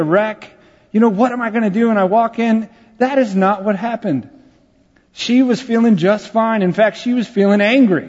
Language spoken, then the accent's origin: English; San Antonio, Texas, United States; San Antonio, my hometown